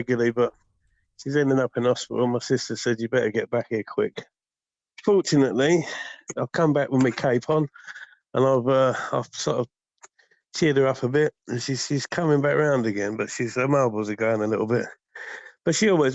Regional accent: Folkestone, South East England, United Kingdom; I'm from Folkestone Town, sunny Folkestone

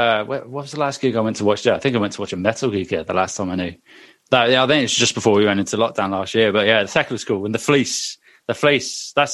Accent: Bristol, South West England, United Kingdom; moved away; also born or lived in Cardiff; I lived in Bristol a few years back, and I love it as well. I was born in Bristol, and then I moved to Cardiff

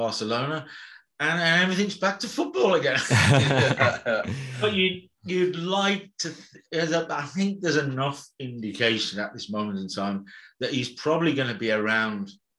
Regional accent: Birmingham, West Midlands, United Kingdom; I was brought up in Birmingham and the West Midlands in the UK

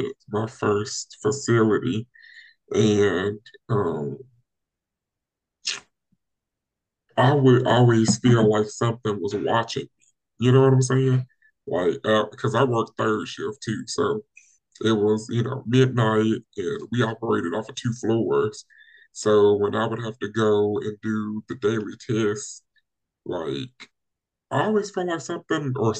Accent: the South, United States; growing up in the South

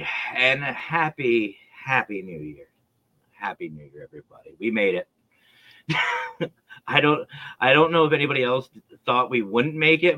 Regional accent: the North, United States; I'm from the North, as you know, and we say things a little different.

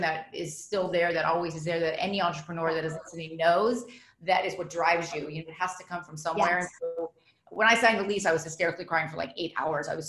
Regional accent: Los Angeles, California, United States; I grew up in Los Angeles

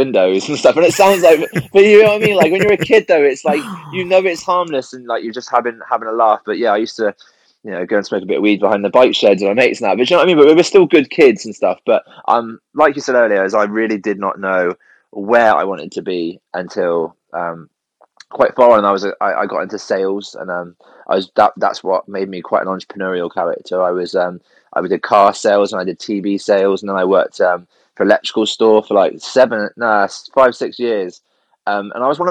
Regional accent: Cornwall, South West England, United Kingdom; also born or lived in Somerset; Well, I grew up in Cornwall, and then we moved up to Somerset when I was a kid

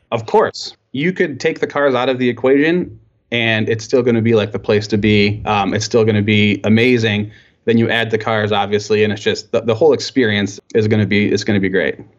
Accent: Michigan, United States; I was born here and, uh, and yeah, so I'm, I'm, um, um, very proud to be from Michigan

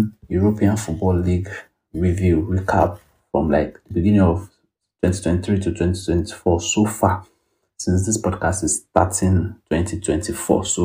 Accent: Ibadan, Oyo, Nigeria; I'm an Ibadan boy, born and bred.

